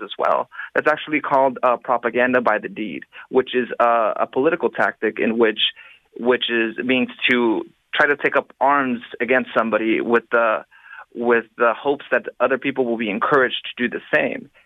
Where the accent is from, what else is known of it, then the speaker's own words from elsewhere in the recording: Los Angeles, California, United States; in my hometown in Los Angeles